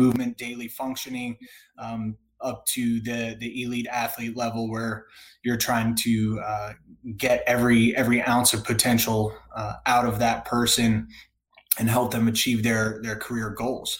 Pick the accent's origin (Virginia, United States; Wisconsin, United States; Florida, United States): Virginia, United States; Northern; moved away as an adult; also born or lived in Danville, Virginia / North Carolina; I grew up in Northern Virginia